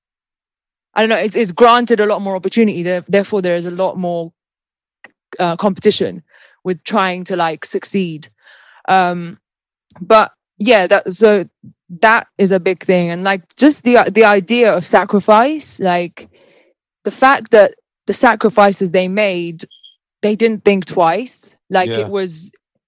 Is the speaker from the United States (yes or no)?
no; Malta; now in United Kingdom; leaving my home country of Malta to like come here